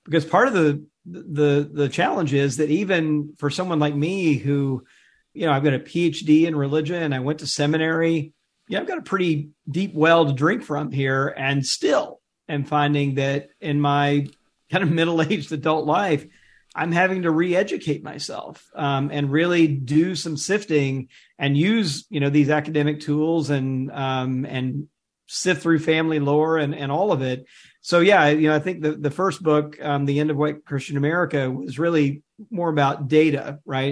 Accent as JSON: {"language": "English", "town": "Jackson", "region": "Mississippi", "country": "United States", "tie": "born or raised there", "said": "grew up in Jackson"}